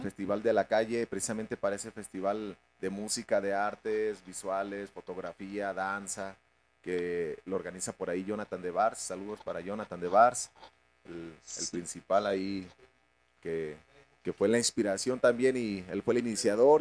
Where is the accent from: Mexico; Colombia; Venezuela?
Mexico; León, Guanajuato; Todos los integrantes somos de León, nacimos aquí en, León Guanajuato.